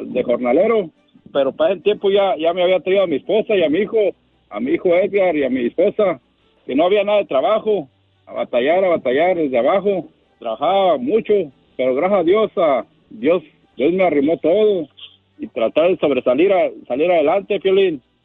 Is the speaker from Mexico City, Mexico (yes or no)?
no; Lázaro Cárdenas, Michoacán, Mexico; now in Riverside, United States; De Michoacán, de Lázaro Cárdenas, Michoacán